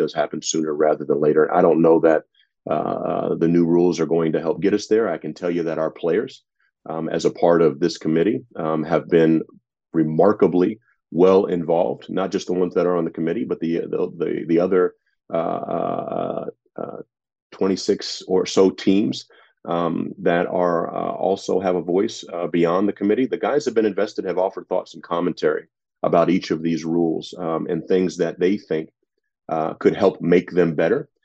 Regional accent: San Diego, California, United States; Growing up in San Diego

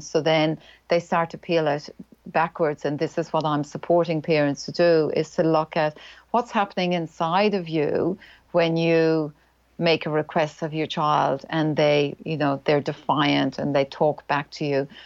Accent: Ireland; accent: Irish; moved away as an adult; now in New Zealand; I'm Irish. That's the accent.

